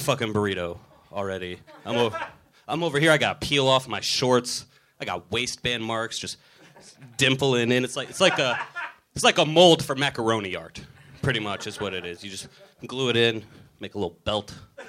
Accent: Washington, District of Columbia, United States; now in Los Angeles, United States; D.C., mostly.

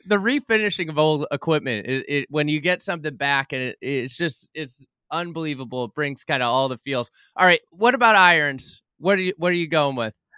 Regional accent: Lake Bluff, Illinois, United States; I grew up in Lake Bluff, um, Illinois, north of Chicago

